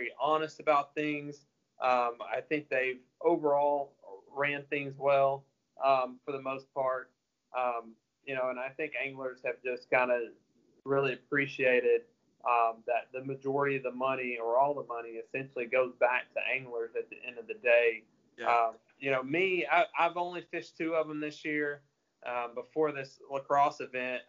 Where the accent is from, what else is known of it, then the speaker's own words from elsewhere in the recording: Texarkana, Arkansas, United States; I grew up in Texarkana, which is southwest Arkansas